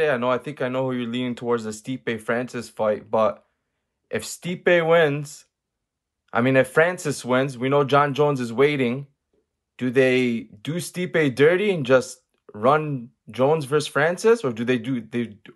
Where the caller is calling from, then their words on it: Toronto, Ontario, Canada; Calm from Toronto.